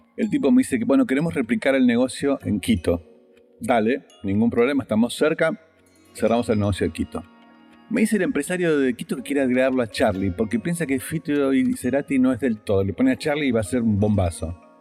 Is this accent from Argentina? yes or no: yes; Argentina